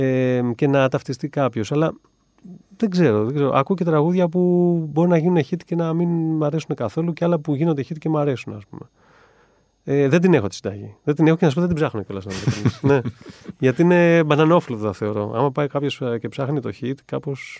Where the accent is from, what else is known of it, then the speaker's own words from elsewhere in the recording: Agrinio, Western Greece, Greece; moved away as an adult; also born or lived in Italy; φύγαμε από τα Γρήνια με του γονεί μου